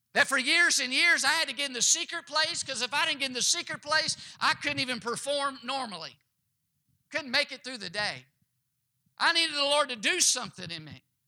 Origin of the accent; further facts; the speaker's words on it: Kentucky, United States; my home state I was born in, the state of Kentucky